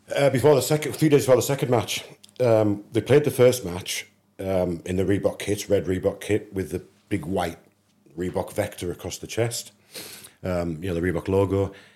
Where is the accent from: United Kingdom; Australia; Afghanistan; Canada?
United Kingdom; England; I'm an English kid